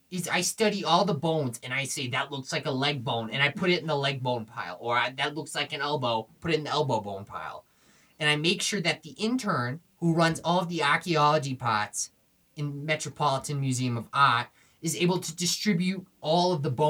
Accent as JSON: {"language": "English", "town": "Buffalo", "region": "New York", "country": "United States", "tie": "born or raised there", "said": "So I grew up in Buffalo, Buffalo, New York. Go Bills, Bills Mafia, Jim Kelly."}